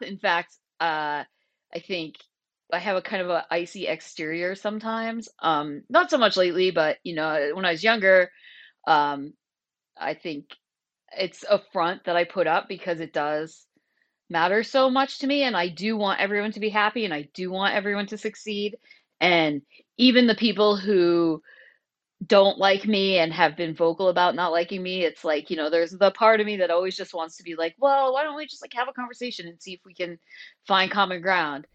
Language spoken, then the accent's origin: English; Vermont, United States; moved away as an adult; also born or lived in Portland, Oregon; I moved back to Vermont from Portland, Oregon in October two thousand nineteen